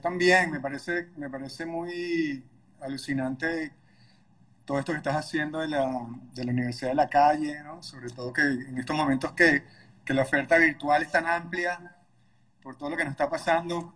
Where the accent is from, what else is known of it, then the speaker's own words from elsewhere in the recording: Caracas, Capital District, Venezuela; En Caracas, Venezuela, de donde soy